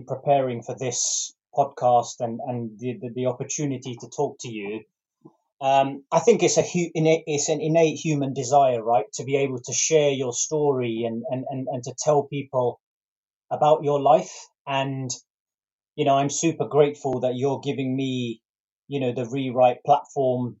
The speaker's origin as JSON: {"language": "English", "region": "London", "country": "United Kingdom", "tie": "born or raised there"}